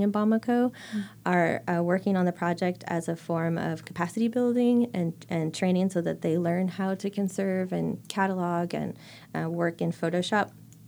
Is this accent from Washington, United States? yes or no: no; San Diego, California, United States; they found out that I was from San Diego when at the time there was a big fire.